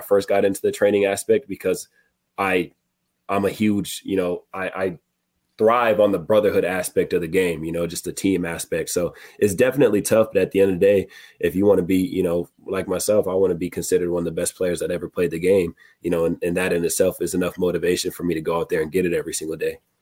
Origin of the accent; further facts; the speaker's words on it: Murrieta, California, United States; moved away; My mom is coming from California. She lives in my hometown, Marietta